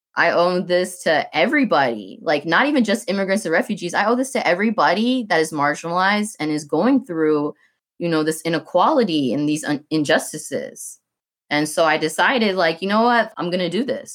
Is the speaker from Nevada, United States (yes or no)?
no; Clarkston, Georgia, United States; I'm from Clarkston